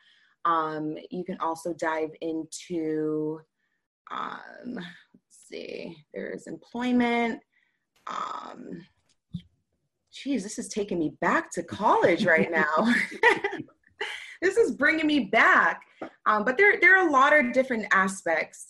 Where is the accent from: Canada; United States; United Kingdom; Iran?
United States; Boston, Massachusetts; I'm from Boston